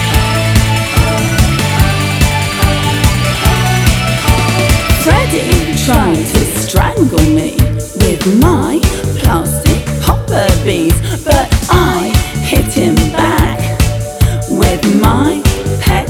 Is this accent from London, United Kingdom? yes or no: no; Salford, North West England, United Kingdom; my hometown in Salford